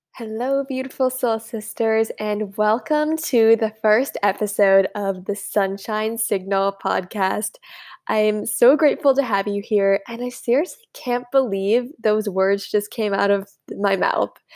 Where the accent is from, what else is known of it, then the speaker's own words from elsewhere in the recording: United States; I'm from the United States